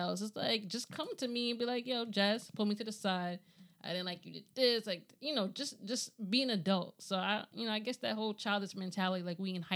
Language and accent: English; New York City, New York, United States; I was raised on the South Bronx a little bit